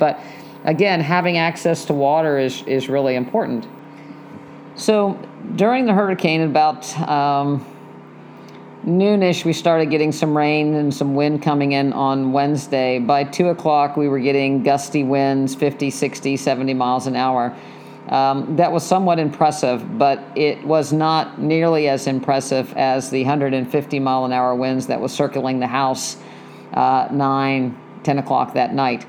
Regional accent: West Virginia, United States; moved away; I grew up in West Virginia

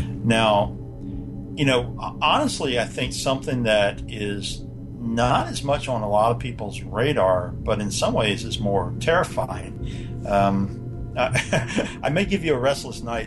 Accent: North Carolina, United States; I grew up in North Carolina.

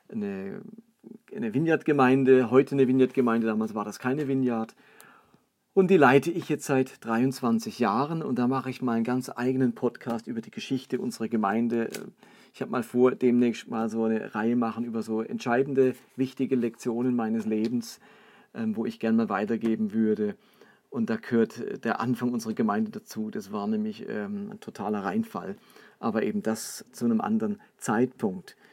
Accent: Karlsruhe, Baden-Württemberg, Germany; moved away as an adult; Da komme ich aber nicht her. Ich komme ursprünglich aus Karlsruhe, also Süddeutschland, ein Badenser und bin dann hier runtergezogen, 87, um Theologie zu studieren

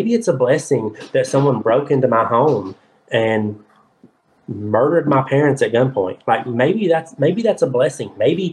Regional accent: the Bible Belt, United States; I can tell you right now, I'm from the Bible Belt, y'all.

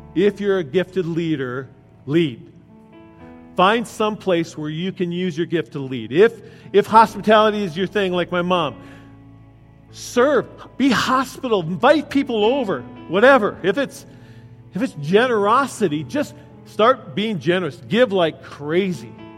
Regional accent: United States; I grew up out in Wilmer, the closest mechanic was in Chicago

